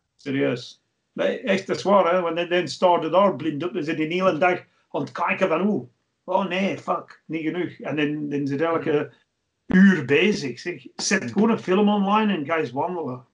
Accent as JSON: {"language": "Dutch", "region": "England", "country": "United Kingdom", "moved": "yes", "lives_now": "Belgium", "said": "ik ben een Engelsman"}